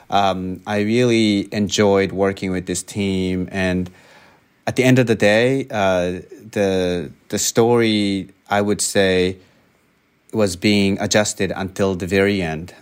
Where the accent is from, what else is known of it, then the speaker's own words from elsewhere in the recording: Japan; moved away as an adult; now in United States; I grew up in Japan